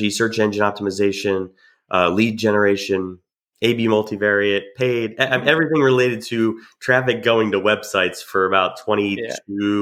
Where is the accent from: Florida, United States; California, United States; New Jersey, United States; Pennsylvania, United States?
New Jersey, United States; also born or lived in Georgia; now in Jacksonville, United States; I grew up in New Jersey and then moved to Georgia